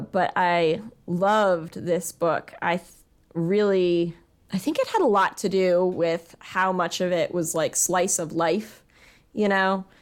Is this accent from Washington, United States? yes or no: no; Virginia, United States; We are both from Virginia. We both went to public school in Virginia